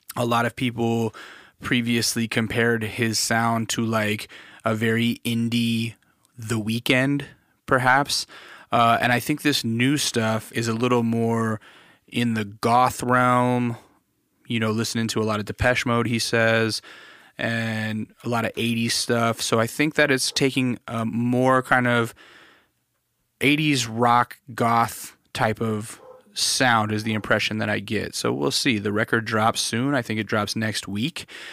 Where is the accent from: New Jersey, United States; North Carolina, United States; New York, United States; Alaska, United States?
Alaska, United States; I grew up in Alaska